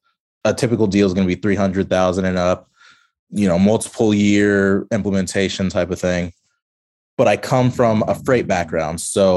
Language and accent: English; Kansas City, Missouri, United States; I'm from Kansas City, but it seems like mostly marketing groups